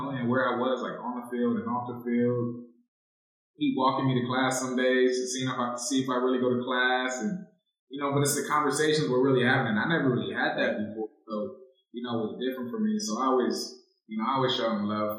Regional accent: San Diego, California, United States; moved away as an adult; also born or lived in Philadelphia; I'm from San Diego.

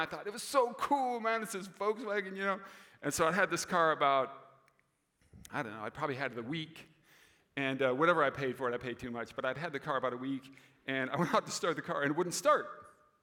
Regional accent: Des Moines, Iowa, United States; moved away as an adult; also born or lived in Roseville, Minnesota; I grew up in Des Moines, so my father still lives there

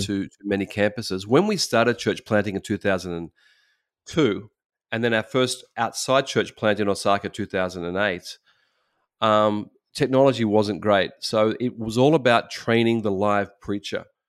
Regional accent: Australia; moved away as an adult; now in Japan; we're from Australia

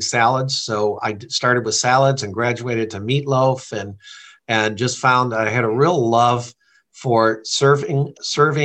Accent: Amherst, Massachusetts, United States; also born or lived in New Hampshire / Indiana; now in Michigan, United States; I'm originally from Amherst, Massachusetts, and then our family had a fairly primitive camp up on a lake in New Hampshire. And so I spent summers there right up until I was 19. We did move to Indiana and went to school there

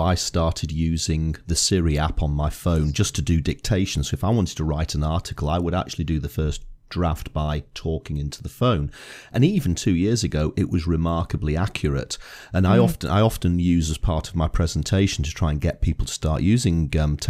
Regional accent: Northern England, United Kingdom; accent: northern; there was often mistakes because it probably didn't like my northern accent

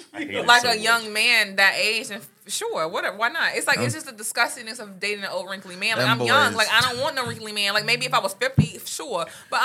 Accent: Atlanta, Georgia, United States; I grew up extremely skinny. Now, if I took a thickness, especially growing up in Atlanta

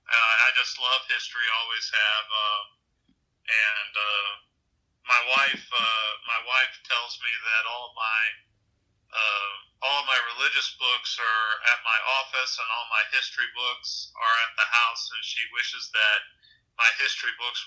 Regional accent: Illinois, United States; also born or lived in Nashville, Tennessee / Kentucky; now in South Carolina, United States; Well, I spent my teenage years in the St. Louis area. I was born in Nashville, and being a preacher's kid, I lived in Nashville and Kentucky, and then in Illinois, right next to St. Louis

